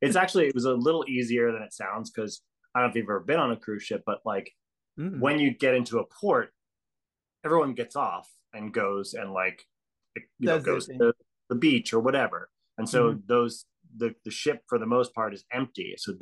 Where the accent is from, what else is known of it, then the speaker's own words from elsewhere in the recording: Hawaii, United States; also born or lived in Australia; But, I grew up in Hawaii and Australia. And then when I came back to America, I came back to the, you know, the mainland, and I moved to New York.